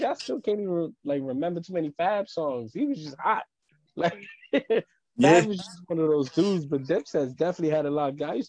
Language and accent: English; New York City, New York, United States; I grew up in Harlem. Like, I grew up on 125th and Broadway. Like, that's, I grew up in the thick of Harlem. I live in Spanish Harlem.